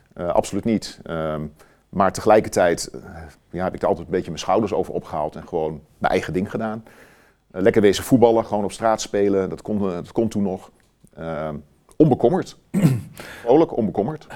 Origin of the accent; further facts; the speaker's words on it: Wierden, Overijssel, Netherlands; also born or lived in Almelo; ik ben getogen in Wierden. Ja. Onder de rook van Almelo